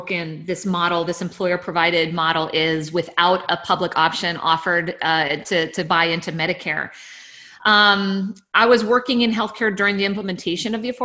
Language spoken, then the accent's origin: English; Texas, United States; I grew up here in Texas.